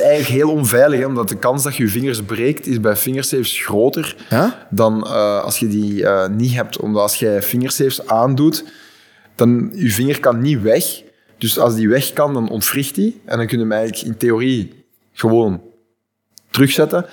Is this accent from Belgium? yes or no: yes; Flanders, Belgium; als Vlaming